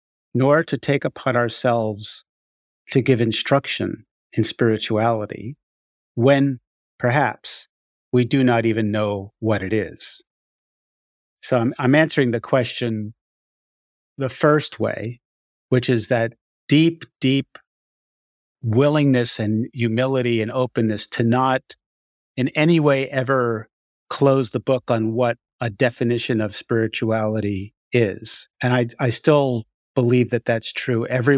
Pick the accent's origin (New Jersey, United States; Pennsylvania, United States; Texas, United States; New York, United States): New York, United States; Far Rockaway; I grew up in Far Rockaway, New York, which is a very Hasidic, right around that area, and went to a Hasidic Hebrew school.